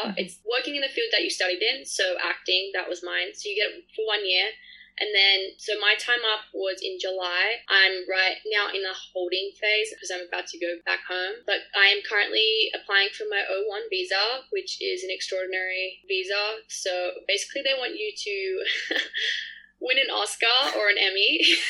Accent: Australia; It's just so hard, especially because I'm Australian and have the visa.

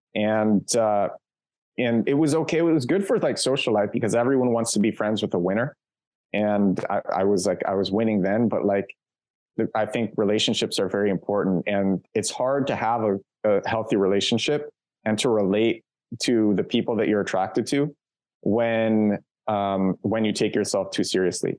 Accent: New York City, New York, United States; moved away as an adult; also born or lived in Kyiv, Ukraine / Barcelona, Spain; now in Warsaw, Poland; I'm from Brooklyn

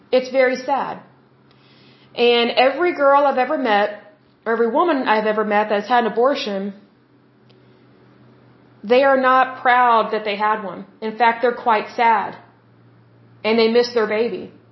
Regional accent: Oklahoma, United States; I'm from Oklahoma, which is the Bible Belt.

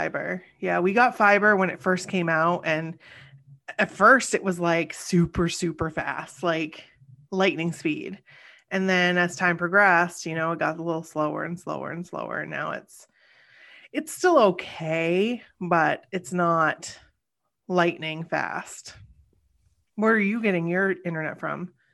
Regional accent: Springfield, United States; my hometown

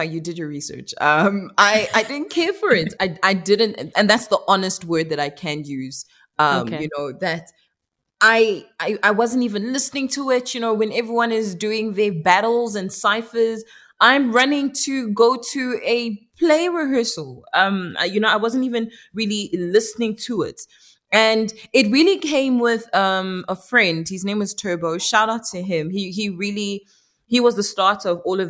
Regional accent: Pretoria, Gauteng, South Africa; South Africa is, where I was born and raised, but my heritage, my bloodline is Congolese

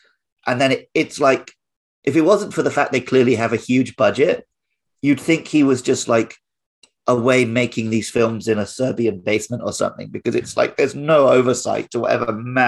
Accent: United Kingdom; because I'm a Brit

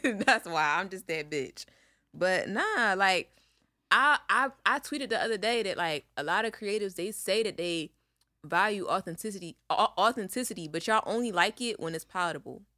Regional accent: Philadelphia, Pennsylvania, United States; we are from Philly

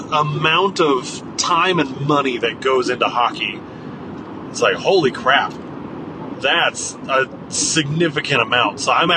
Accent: Yuma, Arizona, United States; moved away; where I grew up down in Yuma, obviously it's the middle of the desert.

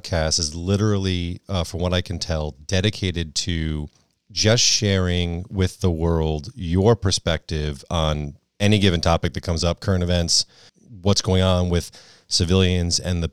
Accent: Connecticut, United States; I'm from New England as well. I grew up in Connecticut

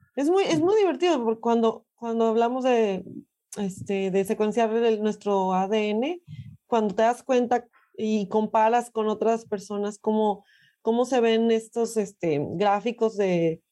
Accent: Mexico; en mi caso como mexicana

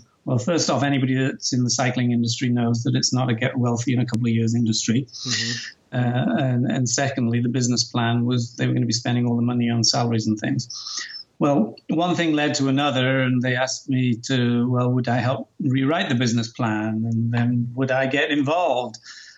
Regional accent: Newcastle, North East England, United Kingdom; accent: Geordie; Yes, I'm about as English as they come, but I guess those of you listening may detect a hint of an American accent now. My accent's probably in no man's land at this point.

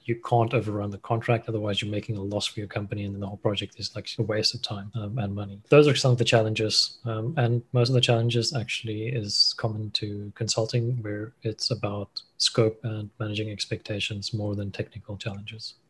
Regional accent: Cape Town, Western Cape, South Africa; also born or lived in Stellenbosch; I'm a South African. Grew up in Cape Town.

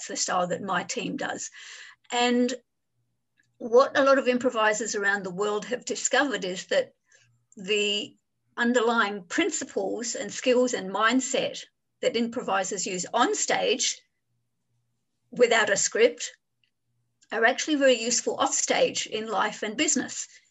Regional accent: Adelaide, South Australia, Australia; moved away as an adult; now in Hong Kong; I grew up in Adelaide in Australia, and in 1993, I just decided I'm moving to Hong Kong, and I've been here for 27 years.

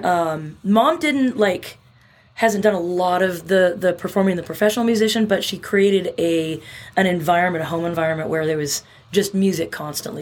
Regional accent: Bremerton, Washington, United States; I grew up in a little town in Western Washington called Bremerton

